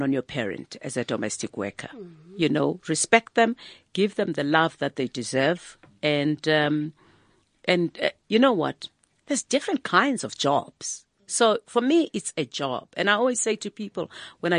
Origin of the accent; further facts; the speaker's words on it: South Africa; I grew up in Makishi